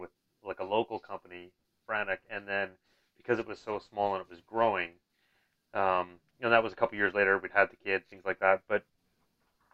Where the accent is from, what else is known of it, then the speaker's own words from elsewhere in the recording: British Columbia, Canada; I was from Vancouver. Well, I'm not from Vancouver, but I was from BC